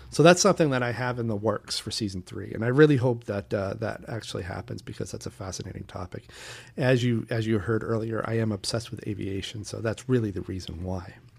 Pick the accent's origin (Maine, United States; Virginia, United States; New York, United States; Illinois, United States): Maine, United States; Portland; my hometown of Portland, Maine